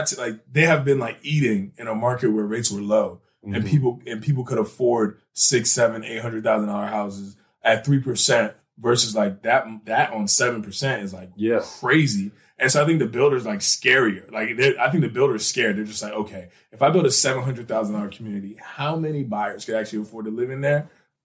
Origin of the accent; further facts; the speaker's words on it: Annandale, Virginia, United States; I'm from Annandale